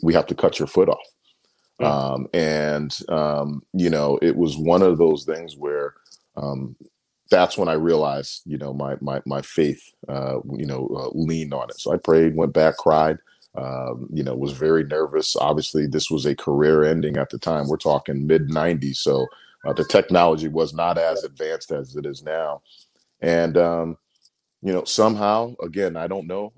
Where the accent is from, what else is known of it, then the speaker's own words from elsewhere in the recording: Bristol, Connecticut, United States; I'm originally from Bristol, Connecticut